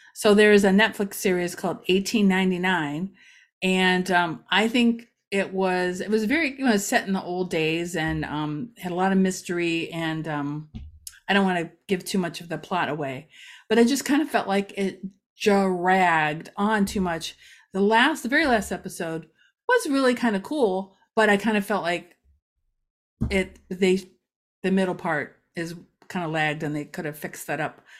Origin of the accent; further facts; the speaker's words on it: Ashtabula County, Ohio, United States; now in Macedonia, United States; I grew up in Asheville County